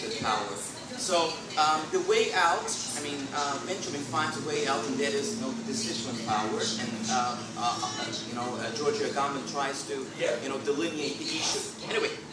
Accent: Iran; I'm from Iran

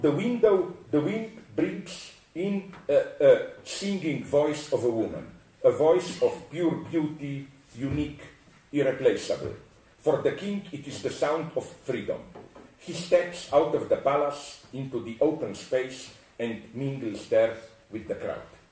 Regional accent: Slovenia; I come from Slovenia, which is south of Austria.

